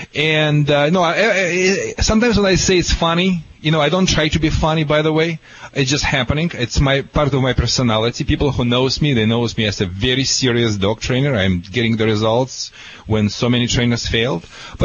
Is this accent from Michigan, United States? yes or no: no; California, United States; accent: California